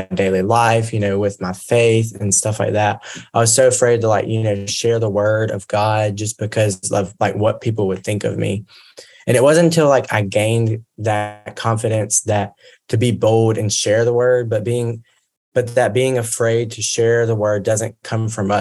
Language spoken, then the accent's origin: English; Mississippi, United States; I'm from Mississippi